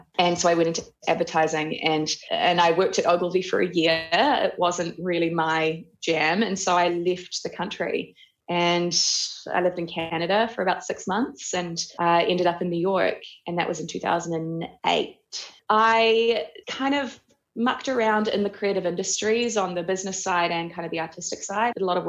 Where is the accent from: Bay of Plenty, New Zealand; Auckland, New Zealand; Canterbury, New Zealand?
Auckland, New Zealand; also born or lived in Ohakune; I grew up in New Zealand. I was raised in Oakuni and then Auckland.